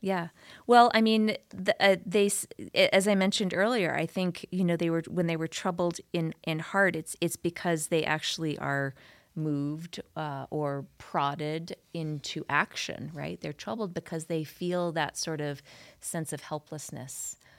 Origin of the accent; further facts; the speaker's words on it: New York City, New York, United States; moved away as an adult; also born or lived in Utah; now in Salt Lake Valley, Utah, United States; growing up in New York City